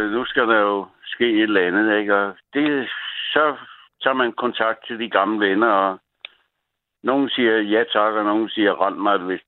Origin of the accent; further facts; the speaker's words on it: Copenhagen, Capital Region of Denmark, Denmark; also born or lived in Djursland / Greenland; så jeg er født i på Nørrebro.